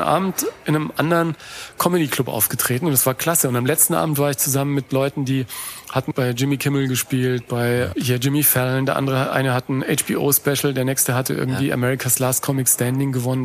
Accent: Germany; meine Erlebnisse als Deutscher, der nach New York kommt

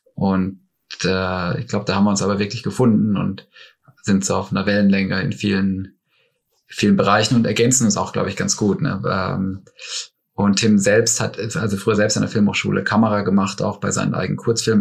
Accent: Black Forest, near Baden-Baden, Baden-Württemberg, Germany; moved away; also born or lived in Munich; ich komme ursprünglich aus dem Schwarzwald, aus einem kleinen Ort in der Nähe von Baden-Baden

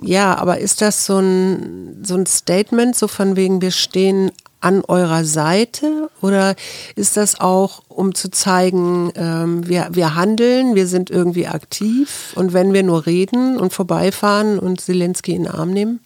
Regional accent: Kiel, Schleswig-Holstein, Germany; moved away; ich bin ja mal in Kiel zur Schule gegangen

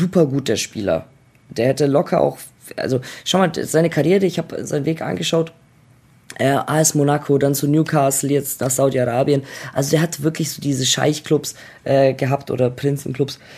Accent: Germany; also born or lived in Croatia; ich bin Deutscher

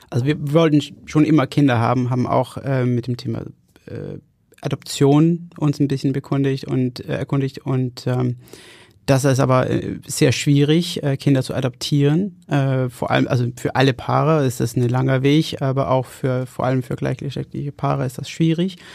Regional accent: Denmark; German is a second language; Ich komme aus, aus Dänemark.

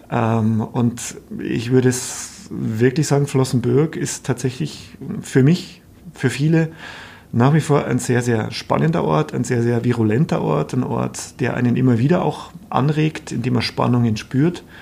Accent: Bavaria, Germany; ich bin gebürtiger Oberpfälzer, ich komme aus der Gegend.

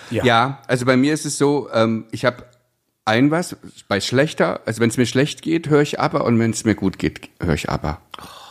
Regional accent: Pößneck, Thuringia, Germany; ich komme ja aus Pößnick, das kennt kein Schwein

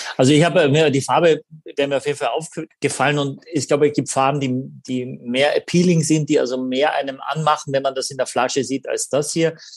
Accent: Carinthia, Austria; accent: Carinthian; moved away; Das ist mein, mein Ursprung, meine Heimat. Ja. Und da bin ich wahnsinnig stolz, dass ich dort her bin.

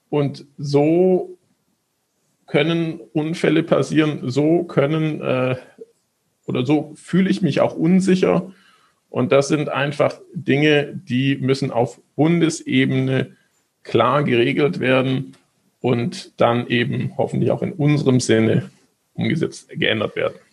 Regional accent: Stuttgart, Baden-Württemberg, Germany; genauso wie in meiner Heimatstadt, dem VfB Stuttgart

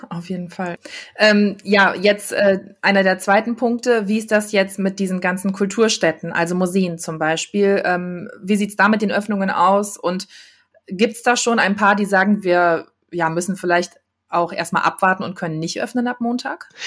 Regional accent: Düsseldorf, North Rhine-Westphalia, Germany; bin auch gebürtige Düsseldorferin

